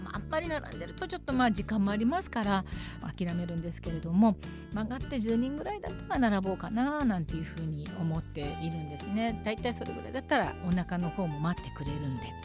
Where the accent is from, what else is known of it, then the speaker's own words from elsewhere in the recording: Nagoya, Aichi, Japan; now in Tokyo, Japan; 名古屋出身の私がお届けする